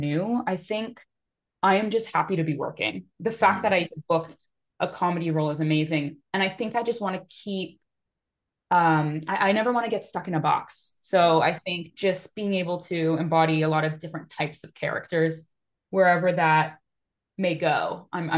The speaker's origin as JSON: {"language": "English", "town": "Seattle", "region": "Washington", "country": "United States", "said": "I'm a nobody from Seattle"}